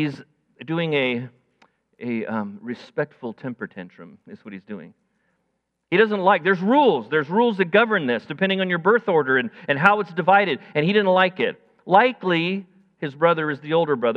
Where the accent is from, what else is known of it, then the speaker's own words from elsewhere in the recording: United States; I'm an American. I live in the land of the free and of the brave